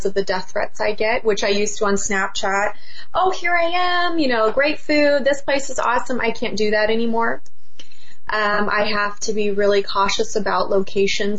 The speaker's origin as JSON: {"language": "English", "area": "Orange County", "region": "California", "country": "United States", "said": "I'm from Orange County. We're very clean over here."}